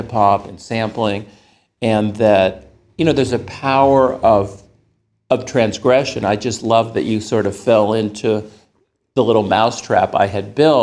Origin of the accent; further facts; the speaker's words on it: the Bay Area, California, United States; I grew up in the Bay Area